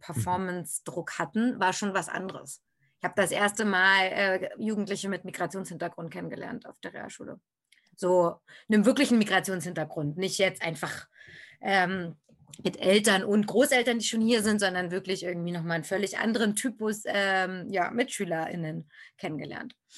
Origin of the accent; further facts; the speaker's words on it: Berlin, Germany; ich bin in Berlin geboren und da auch zur Schule gegangen